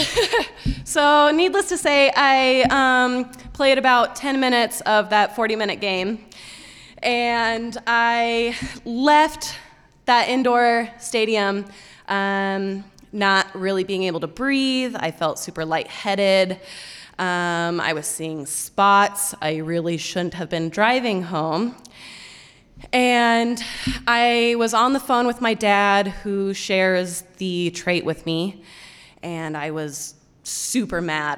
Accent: Fort Collins, Colorado, United States; moved away; I grew up in Fort Collins, Colorado, which is about an hour outside of Denver

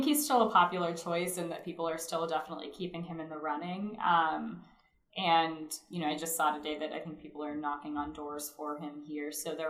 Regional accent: Pittsburgh, Pennsylvania, United States; I'm from Pittsburgh

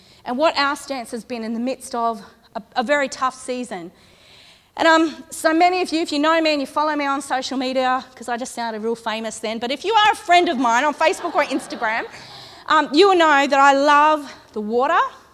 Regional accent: Condobolin, New South Wales, Australia; also born or lived in Ulladulla; I'm from Condobolin, which is outback New South Wales, about 500 kilometres that way.

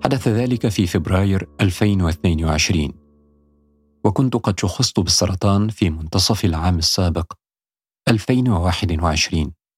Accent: Upper Egypt, Egypt; also born or lived in Cairo, Egypt; now in London, United Kingdom; قريتي بصعيد مصر.

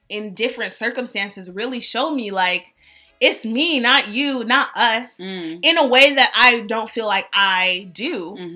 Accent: Berkeley, California, United States; moved away as an adult; also born or lived in Atlanta; I'm from the Bay, Berkeley

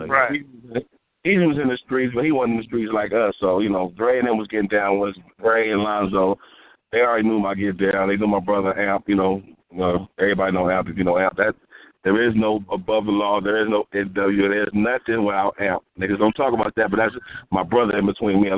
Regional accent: Los Angeles, California, United States; I grew up in South Central, man. South Central

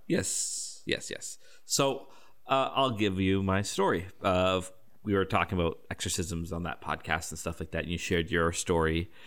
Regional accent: Canada; I'm a Canadian

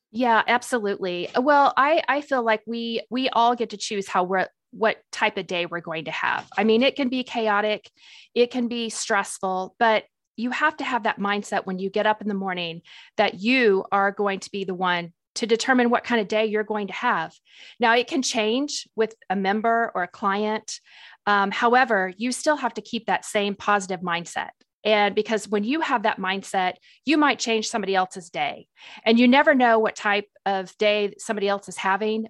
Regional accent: Springfield, Missouri, United States; moved away as an adult; also born or lived in Tennessee; I'm originally from Springfield, Missouri, so I am a Missouri girl, born and raised there

